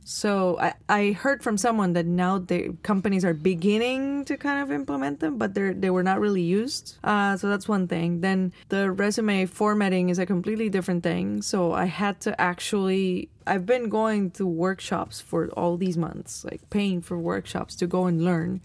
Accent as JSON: {"language": "English", "region": "Alajuela", "country": "Costa Rica", "tie": "born or raised there", "said": "I was born in Alajuela, which is like 17 kilometers away"}